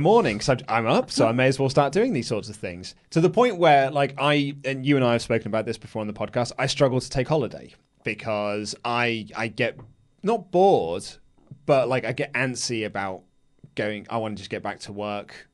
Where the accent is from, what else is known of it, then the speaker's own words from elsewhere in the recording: England, United Kingdom; I'm an Englishman